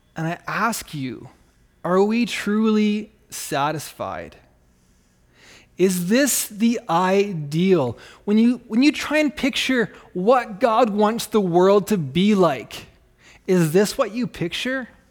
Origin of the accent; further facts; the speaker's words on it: Canada; accent: Canadian; now in Rapid City, United States; I'm actually Canadian.